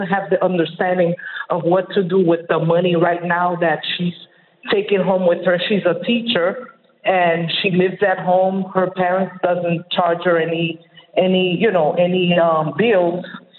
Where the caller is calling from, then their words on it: Miami, Florida, United States; I'm calling from Miami, Florida